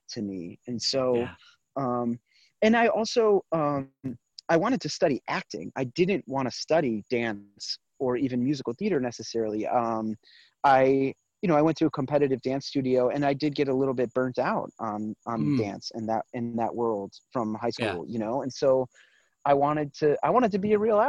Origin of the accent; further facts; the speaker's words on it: Michigan, United States; moved away as an adult; also born or lived in New York City; I grew up in Michigan, mostly in Michigan, from the time I was a teenager all the way through high school.